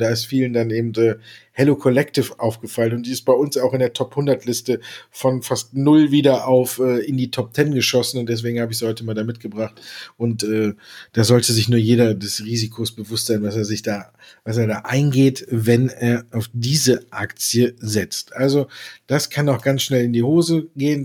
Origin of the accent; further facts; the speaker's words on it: Düsseldorf, North Rhine-Westphalia, Germany; ich als geborener Düsseldorfer